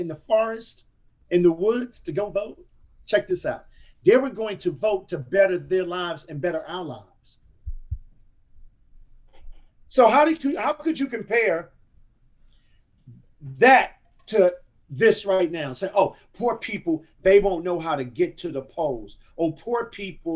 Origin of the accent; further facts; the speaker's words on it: United States; I happen to be Black American, but I am an American